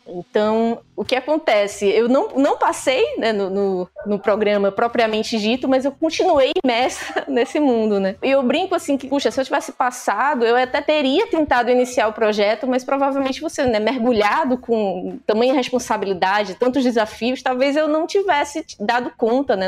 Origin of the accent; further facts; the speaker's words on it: Pernambuco, Brazil; accent: nordestina; eu sou pernambucana